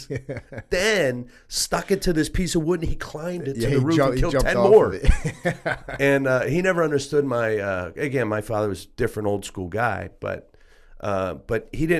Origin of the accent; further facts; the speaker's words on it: McKeesport, Pennsylvania, United States; also born or lived in New York; So again, I grew up in outside of Pittsburgh, technically a town called McKeesport. And where we lived was you either worked in the mill or was associated to the mill.